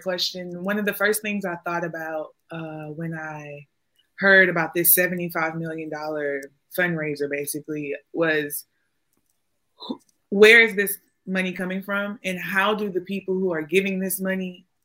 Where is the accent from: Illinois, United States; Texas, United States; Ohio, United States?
Texas, United States; Houston; I'm from Houston